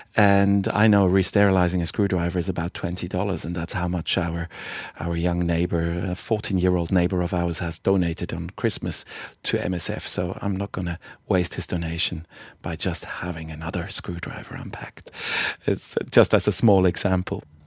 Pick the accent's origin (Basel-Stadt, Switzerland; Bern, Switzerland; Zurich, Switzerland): Basel-Stadt, Switzerland; Basel; moved away as an adult; also born or lived in Fremantle, Western Australia; now in Albany, Australia; head of the trauma department in my hometown of Basel